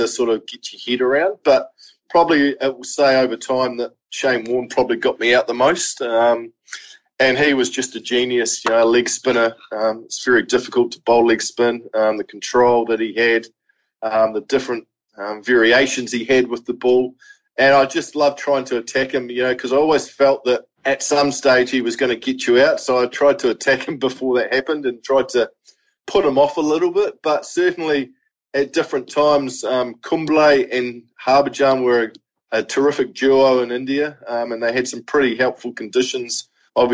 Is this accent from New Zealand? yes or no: yes; New Zealand; as a kid growing up in New Zealand